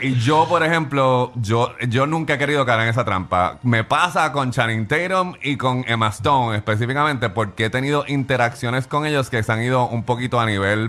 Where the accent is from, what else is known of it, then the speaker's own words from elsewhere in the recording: Puerto Rico; yo soy de Puerto Rico